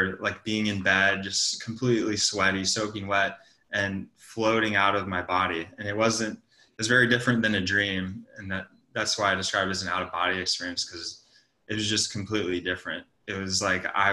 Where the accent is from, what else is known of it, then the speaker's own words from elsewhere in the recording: Montana, United States; moved away as an adult; also born or lived in San Francisco; I'm from Montana. Yeah, I grew up on a ranch.